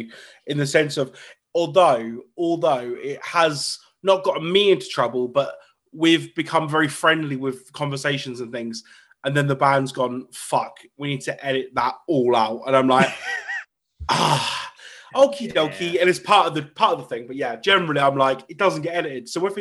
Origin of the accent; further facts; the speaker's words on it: Norfolk/Suffolk border, East of England, United Kingdom; I'm from Norfolk / Suffolk. I'm literally on the border between the two counties.